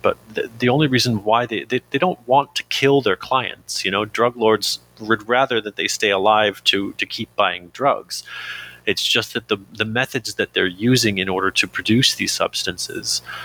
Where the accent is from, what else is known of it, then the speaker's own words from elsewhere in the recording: Canada; I'm Canadian